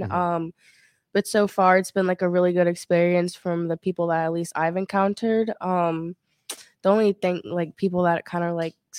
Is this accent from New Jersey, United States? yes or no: no; Maryland, United States; now in Miami, United States